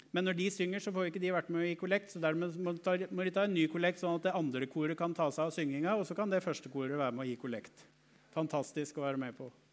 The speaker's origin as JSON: {"language": "Norwegian", "country": "Norway", "said": "en av oss fra Norge"}